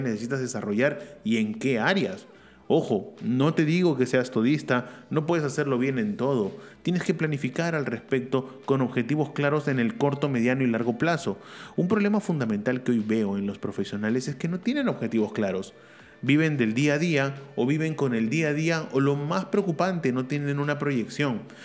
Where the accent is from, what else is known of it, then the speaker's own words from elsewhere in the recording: Peru; en mi país, Perú